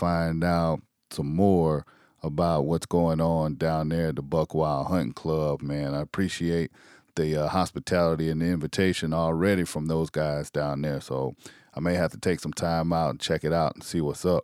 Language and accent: English; South Carolina, United States; I grew up in South Carolina, you know, grew up in the country